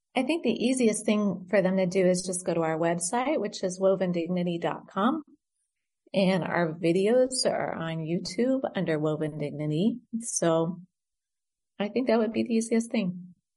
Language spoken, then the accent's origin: English; United States; born or raised there; moved away as an adult; also born or lived in Great Britain / Indonesia; now in Beirut, Lebanon